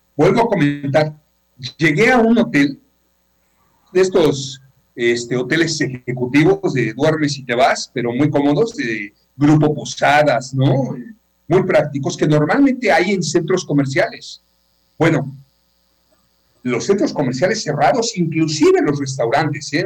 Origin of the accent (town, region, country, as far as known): Yucatán, Mexico